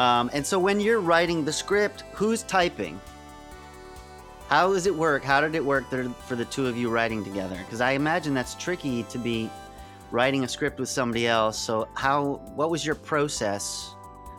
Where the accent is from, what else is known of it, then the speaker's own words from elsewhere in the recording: Massachusetts, United States; I'm from Massachusetts